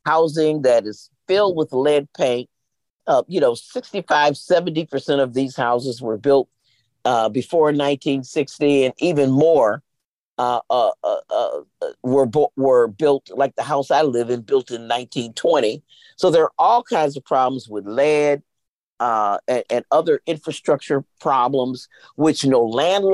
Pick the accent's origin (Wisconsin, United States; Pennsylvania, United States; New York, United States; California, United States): Wisconsin, United States; Racine; now in Milwaukee, United States; I was born in Racine, 27 miles south of here